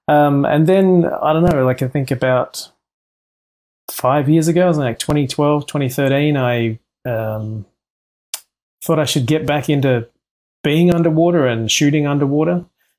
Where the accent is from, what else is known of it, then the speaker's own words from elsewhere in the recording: Central Coast, New South Wales, Australia; now in Los Angeles, United States; I grew up in a small area called the Central Coast, and it's just north of Sydney.